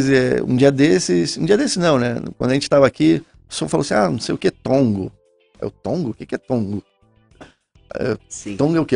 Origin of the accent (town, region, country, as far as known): Rio de Janeiro, Brazil; accent: carioca; moved away; also born or lived in Porto Alegre